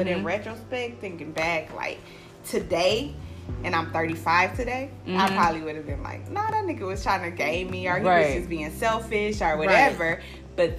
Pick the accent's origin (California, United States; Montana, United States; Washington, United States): California, United States; I'm from California. So I said, oh, that's a Southern mindset too.